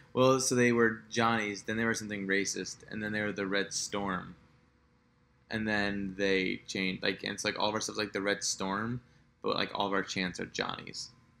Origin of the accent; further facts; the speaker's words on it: Dallas, Texas, United States; I grew up in Dallas. Yep. In a very non-Texan home.